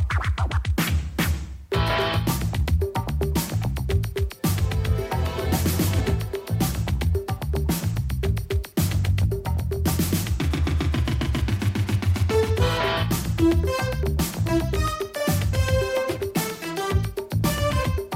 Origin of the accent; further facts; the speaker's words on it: Milwaukee, Wisconsin, United States; I'm originally from Wisconsin, Milwaukee to be exact